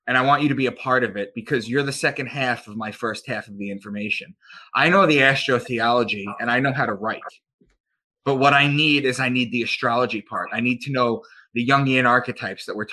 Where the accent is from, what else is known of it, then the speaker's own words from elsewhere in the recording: Long Island, New York, United States; I'm from Long Island